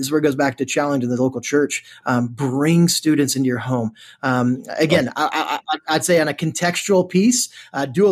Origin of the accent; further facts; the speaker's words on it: Texas, United States; accent: Texan; also born or lived in United Kingdom; now in College Station, United States; I do not speak the Queen's English. I speak a little bit more Texan